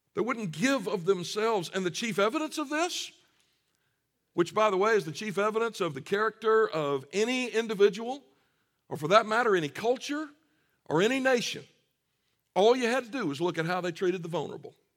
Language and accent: English; Deep South, United States; I grew up in the Deep South